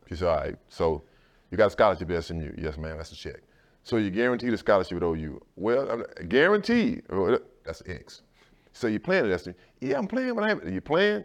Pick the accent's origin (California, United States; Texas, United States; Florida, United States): Texas, United States; Sealy; also born or lived in Dallas, Texas; I never really experienced a real racism in my hometown of Sealy, of, of a small, it's a small town of two thousand people